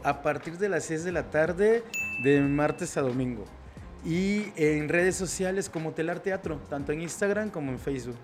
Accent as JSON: {"language": "Spanish", "country": "Mexico"}